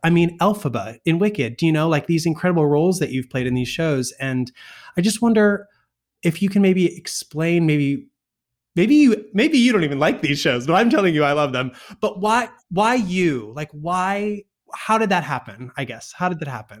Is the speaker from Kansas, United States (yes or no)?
no; Western Massachusetts, United States; I grew up in Western Massachusetts